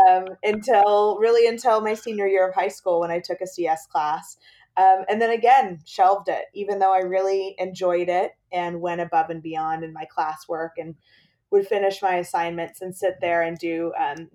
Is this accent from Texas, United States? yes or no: yes; Amarillo, Texas, United States; I grew up in Amarillo, Texas, which is in the Panhandle